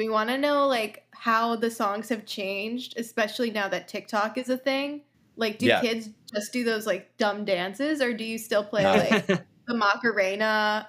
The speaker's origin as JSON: {"language": "English", "region": "South Florida", "country": "United States", "tie": "born or raised there", "said": "I'm from South Florida, and there's in my area, there weren't that many Jews"}